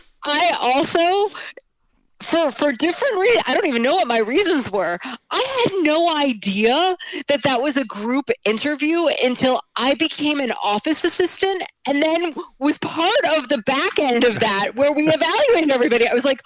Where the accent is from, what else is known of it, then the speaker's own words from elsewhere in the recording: New Jersey, United States; born there; now in New York, United States; I was born in New Jersey. I live in New York now.